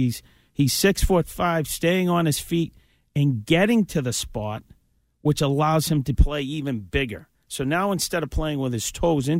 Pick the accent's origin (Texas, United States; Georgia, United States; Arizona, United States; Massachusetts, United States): Massachusetts, United States; Boston; I'm a Bostonian.